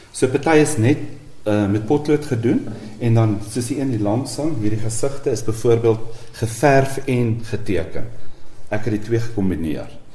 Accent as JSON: {"language": "Afrikaans", "town": "Vanderbijlpark", "region": "Gauteng", "country": "South Africa", "tie": "born or raised there", "said": "Ek kom van van 'n bylpark af, so 'n uur se ry van Johannesburg af by die Vaalrivier. Ek het daar skool gegaan en gematrikuleer by die Hoërskool Transvaalia"}